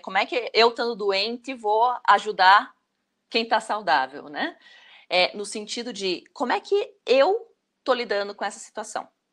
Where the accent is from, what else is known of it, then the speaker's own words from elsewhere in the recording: Brazil; Nós, como brasileiros